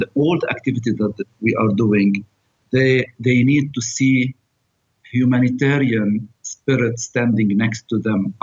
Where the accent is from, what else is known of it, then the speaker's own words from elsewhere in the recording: Abra, South Governorate, Lebanon; also born or lived in Beirut; I'm from Lebanon. I come from a small village in the south. It's called Abra.